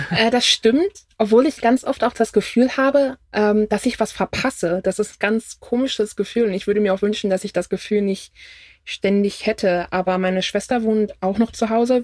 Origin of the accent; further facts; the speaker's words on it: Germany; ich bin Deutsche